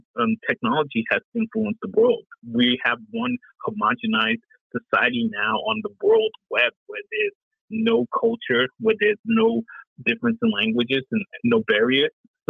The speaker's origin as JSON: {"language": "English", "town": "Vancouver", "region": "British Columbia", "country": "Canada", "moved": "as an adult", "said": "When I moved here from Vancouver, British Columbia, Canada, back in like 2000"}